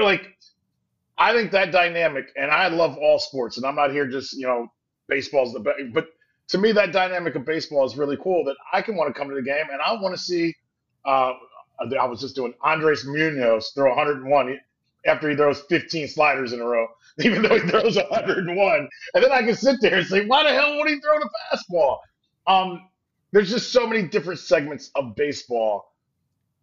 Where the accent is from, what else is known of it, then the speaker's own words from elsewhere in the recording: Northeast Ohio, United States; we're from Northeast Ohio